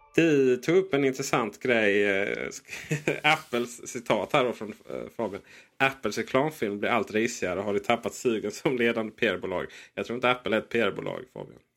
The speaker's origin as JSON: {"language": "Swedish", "region": "Blekinge", "country": "Sweden", "said": "jag är ett mellanbarn från Blekinge"}